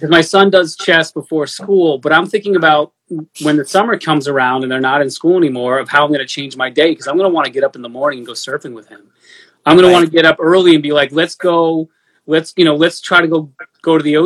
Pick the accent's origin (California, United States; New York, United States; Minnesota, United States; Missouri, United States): New York, United States; I'm a New Yorker, I talk fast